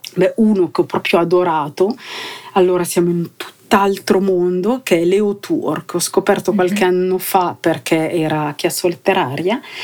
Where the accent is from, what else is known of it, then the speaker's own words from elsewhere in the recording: Cavergno, Ticino, Switzerland; io sono cresciuta qui eh, a Cavernio in un ambiente popolare